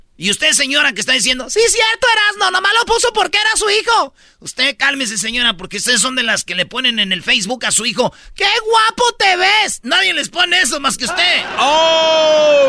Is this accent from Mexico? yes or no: yes; Mexico; somos mexicanos